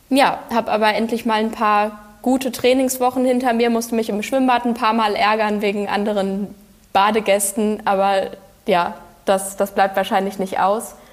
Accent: Frankfurt, Hesse, Germany; Und in Frankfurt, meiner Heimatstadt, bin ich auch schon häufig gelaufen.

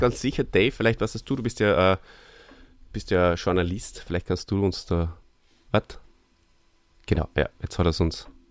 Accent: Austria; hierzulande bei uns in Österreich

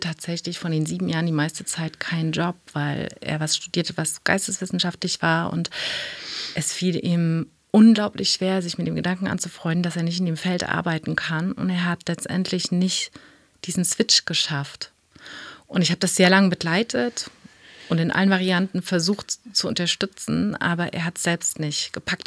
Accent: East Germany, Germany; meine Kindheit war in der DDR

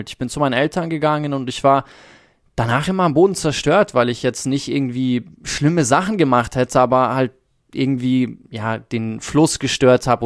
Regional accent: South Africa; ich bin in Südafrika groß geworden

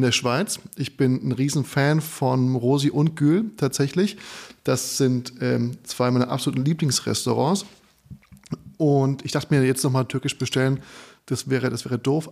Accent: Frankfurt am Main, Hesse, Germany; moved away; ich bin ja aus Frankfurt

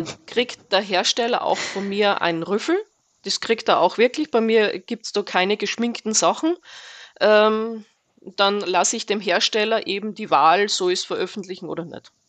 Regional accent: Austria; moved away as an adult; now in Fernwald, Germany; bin gebürtige Österreicherin, bin seit zwölf Jahren hier in Deutschland

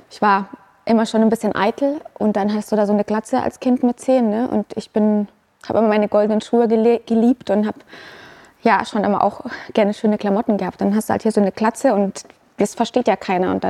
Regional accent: Unterschleißheim, Bavaria, Germany; Also ich bin in Unterschleißheim aufgewachsen. Das ist ein Vorort von München.

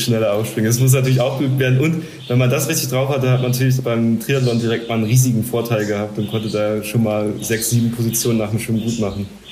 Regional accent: Kleinmachnow, Brandenburg, Germany; bei uns in Klamachno. Klamachno bei Berlin

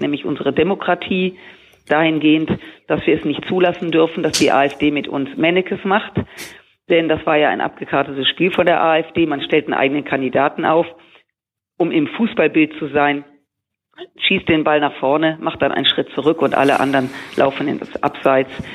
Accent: Rhineland, Germany; als Rheinländerin, ich feiere gern Karneval

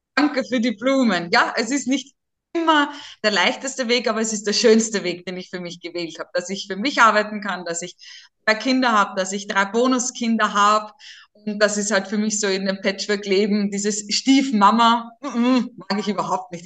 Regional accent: Burgersdorf, Lower Austria, Austria; accent: Viennese; now in Pressbaum, Austria; Ich bin wirklich im Wiener Wald zu Hause in Niederösterreich. Ich bin ursprünglich aus der Gemeinde Burgersdorf, jetzt im Pressbaum

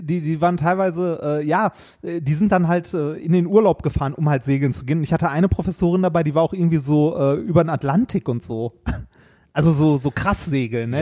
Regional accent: Ruhr area, North Rhine-Westphalia, Germany; moved away; Meine Heimat war ja das Ruhrgebiet und äh, ist es auch immer noch und das wird es auch immer bleiben.

